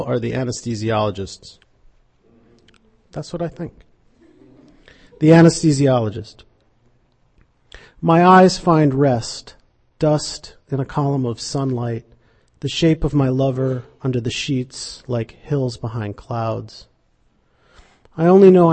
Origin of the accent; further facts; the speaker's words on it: Fairbanks, Alaska, United States; moved away; I grew up in Alaska, in Fairbanks, Alaska